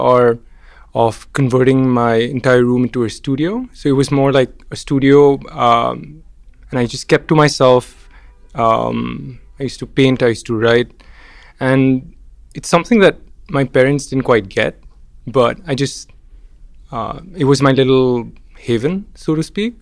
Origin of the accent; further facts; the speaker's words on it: Mumbai, Maharashtra, India; moved away as an adult; also born or lived in Pittsburgh, United States; where I grew up in Bombay